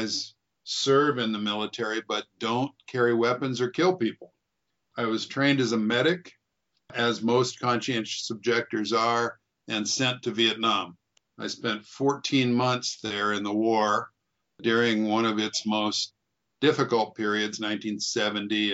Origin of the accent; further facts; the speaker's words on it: Moses Lake, Washington, United States; also born or lived in Portland, Oregon; I was born in Portland, Oregon, and grew up mostly in a little town, a little farming town called Moses Lake, Washington